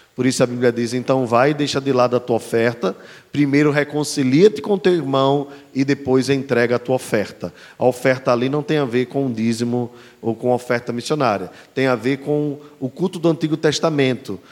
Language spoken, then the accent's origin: Portuguese; Brazil; nós brasileiros